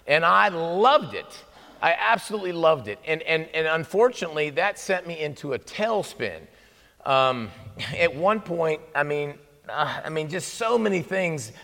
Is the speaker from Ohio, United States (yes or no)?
yes; Ohio, United States; moved away as an adult; now in Texas, United States; I grew up in Ohio. I've been in Texas for 20 plus years